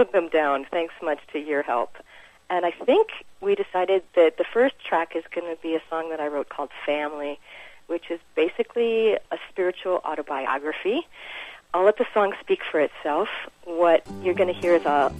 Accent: Minnesota, United States; moved away as an adult; also born or lived in Wisconsin; now in Washington, D.C., United States; I'm originally from Minnesota

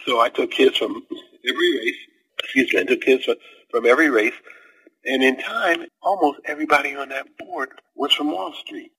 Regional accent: 12 miles from Warren County, southern Ohio, United States; moved away as an adult; also born or lived in Maine; Warren County, Ohio, and my hometown is 12 miles away from where she was

